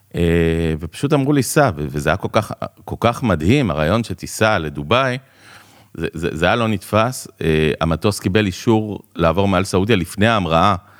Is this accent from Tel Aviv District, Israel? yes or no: no; Jerusalem, Jerusalem District, Israel; moved away as an adult; also born or lived in Dubai, United Arab Emirates; now in Ra'anana, Israel; אני ירושלמי במקור. תלמיד התיכון שליד האוניברסיטה